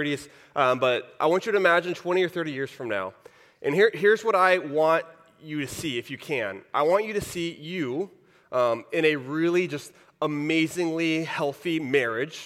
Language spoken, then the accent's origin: English; Texas, United States; moved away; I grew up in Texas.